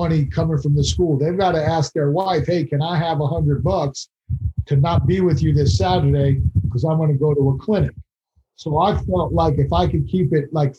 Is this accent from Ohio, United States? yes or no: no; Long Island, New York, United States; moved away; I'm from Long Island originally, haven't been back in years